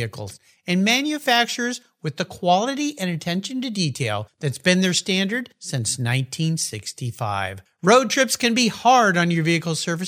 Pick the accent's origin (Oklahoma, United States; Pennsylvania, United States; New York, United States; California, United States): California, United States; Southern; I grew up in Southern California in a house with a garage